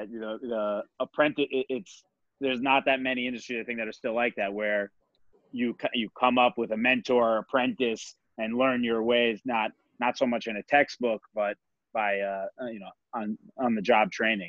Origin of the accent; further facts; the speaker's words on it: Great Neck, New York, United States; I grew up in Great Neck. I was exposed to, like, you, great, you know, wealth and growing up in Great Neck.